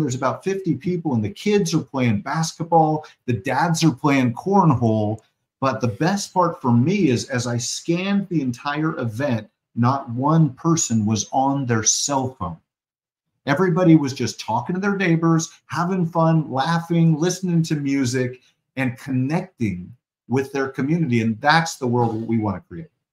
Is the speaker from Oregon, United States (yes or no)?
yes; Portland, Oregon, United States; I'm from Portland, Oregon